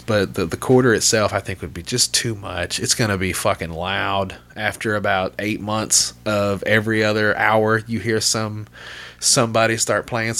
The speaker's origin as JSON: {"language": "English", "town": "Little Rock", "region": "Arkansas", "country": "United States", "said": "And I'm from Little Rock, you know, the outskirt of Little Rock"}